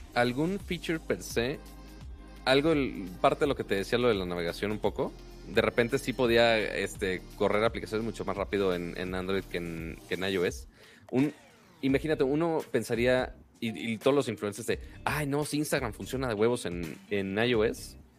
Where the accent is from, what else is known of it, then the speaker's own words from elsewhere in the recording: Monterrey, Nuevo León, Mexico; soy de Monterrey, la ciudad más, más fea de Texas